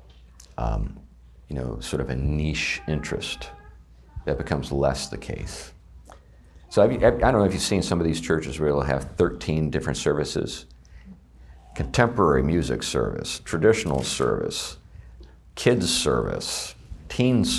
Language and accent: English; Meadville, Pennsylvania, United States; my hometown of Meadville, Pennsylvania